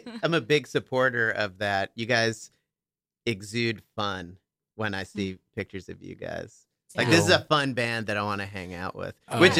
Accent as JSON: {"language": "English", "region": "New York", "country": "United States", "said": "We're from New York too, dude. We're all from New York."}